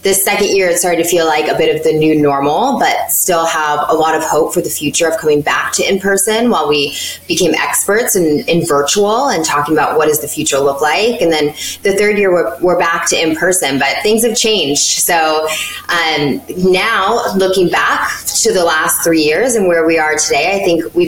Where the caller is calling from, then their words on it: Connecticut, United States; I am joining you from Connecticut, about an hour outside of New York City.